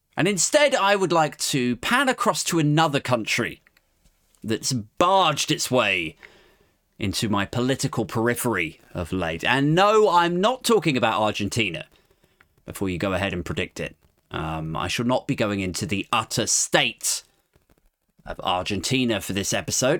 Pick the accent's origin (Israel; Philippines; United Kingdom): United Kingdom